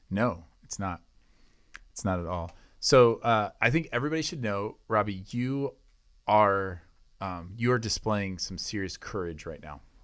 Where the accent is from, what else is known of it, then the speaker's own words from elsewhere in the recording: United States; I'm an American citizen